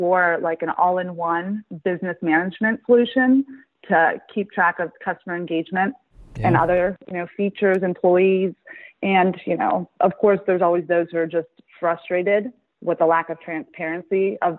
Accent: Pittsburgh, Pennsylvania, United States; also born or lived in Detroit, Michigan; now in Bridgeport, United States; I'm actually from Pittsburgh.

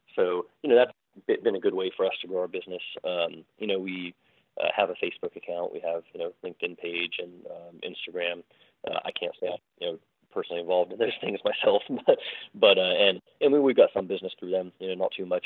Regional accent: Morgantown, West Virginia, United States; born or raised there; also born or lived in London, England

